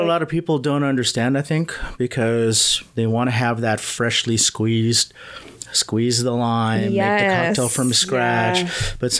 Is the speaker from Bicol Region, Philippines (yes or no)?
no; Manila, Metro Manila, Philippines; I was born in Manila.